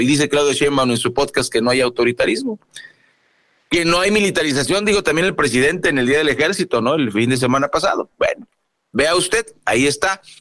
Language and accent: Spanish; Mexico